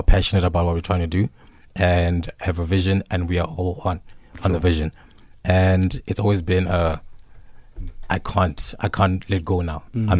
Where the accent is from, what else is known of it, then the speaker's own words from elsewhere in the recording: Johannesburg, Gauteng, South Africa; also born or lived in Venda; So I'm a Venderborn, Joburg raised.